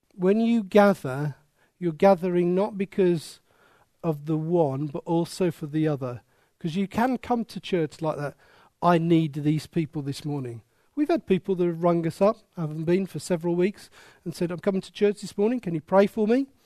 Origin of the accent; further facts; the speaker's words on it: Wolverhampton, West Midlands, United Kingdom; I was born there. I am proud of it. It is my accent